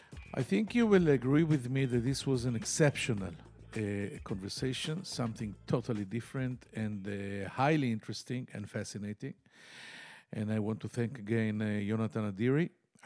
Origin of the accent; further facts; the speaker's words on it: Tel Aviv, Tel Aviv District, Israel; from Tel Aviv.